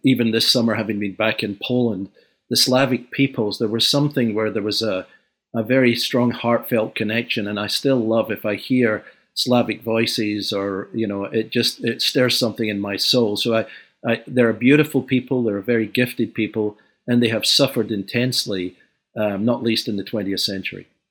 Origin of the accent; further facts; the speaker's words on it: Glasgow, Scotland, United Kingdom; moved away; I was born in Glasgow, uh, in the post-war years